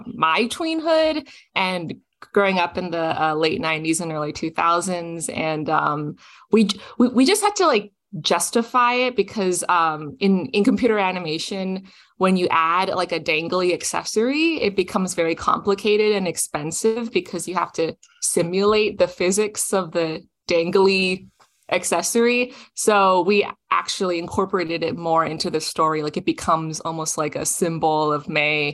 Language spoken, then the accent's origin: English; Toronto, Ontario, Canada; my own life growing up in Toronto, Canada